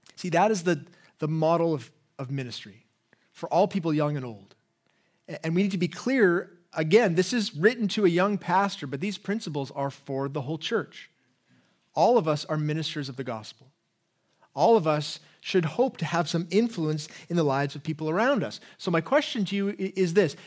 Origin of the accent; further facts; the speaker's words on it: England, United Kingdom; accent: English; my English accent